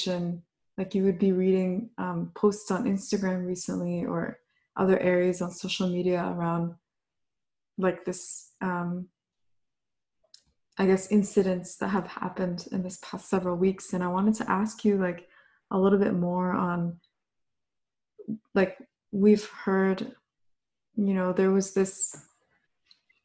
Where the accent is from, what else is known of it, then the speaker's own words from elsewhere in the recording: Orillia, Ontario, Canada; I grew up in Orillia, Ontario